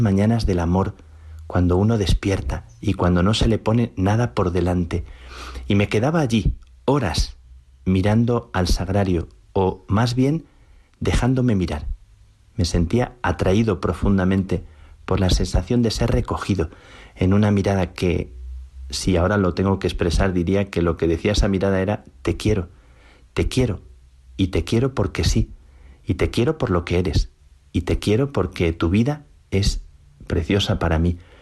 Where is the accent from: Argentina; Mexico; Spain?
Spain; Plasencia, Extremadura; de mi tierra, de Plasencia